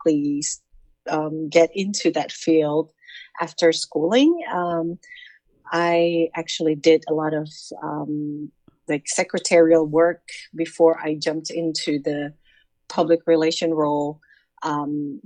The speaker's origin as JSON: {"language": "English", "region": "Jakarta", "country": "Indonesia", "said": "I'm from Jakarta, Indonesia"}